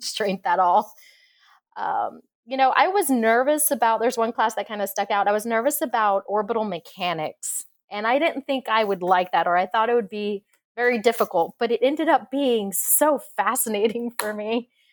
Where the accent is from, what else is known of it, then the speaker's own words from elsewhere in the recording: Corpus Christi, Texas, United States; I grew up in Corpus Christi, so we would have hurricanes and tropical storms